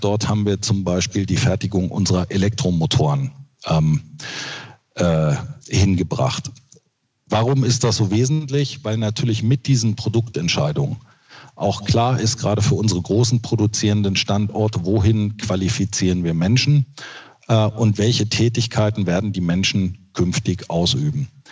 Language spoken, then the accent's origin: German; Braunschweig-Wolfsburg region, Lower Saxony, Germany; also born or lived in Westerland, Sylt; Ich habe ja meine Jugend hier in der Region verbracht und äh, die Region Braunschweig-Wolfsburg bietet äh, schon wahnsinnig viel